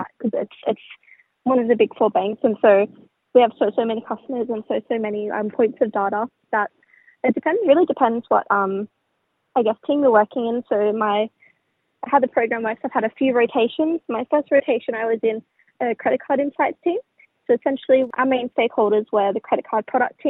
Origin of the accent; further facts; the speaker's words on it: Sydney, New South Wales, Australia; now in Northern Beaches, Australia; I grew up in Darragland, but more specifically, my mob is from Wamai, which is Miss Seven Hills